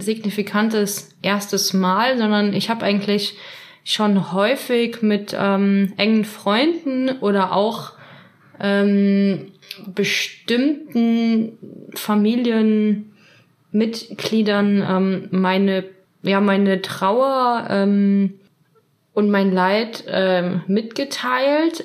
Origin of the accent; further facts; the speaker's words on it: Trier, Rhineland-Palatinate, Germany; moved away; ich komme aus Trier und lebe derzeit wieder in Trier